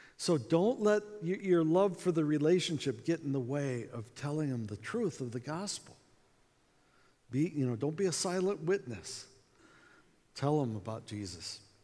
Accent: United States; accent: American; we're from America

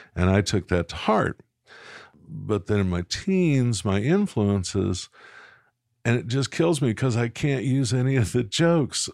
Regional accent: Little Rock, Arkansas, United States; I was born in Little Rock, Arkansas at the, uh, the Baptist Hospital of the day.

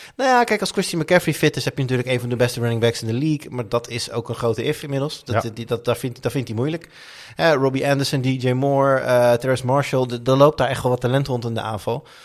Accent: Amsterdam, North Holland, Netherlands; moved away; als Amsterdammer. Nou, ja. Ik ben natuurlijk nu niet meer Amsterdammer.

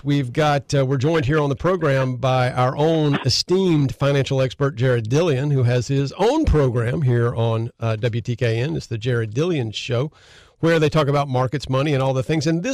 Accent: Conway, South Carolina, United States; I grew up in Conway, and I remember listening to WLAT when I was literally knee-high to a grasshopper

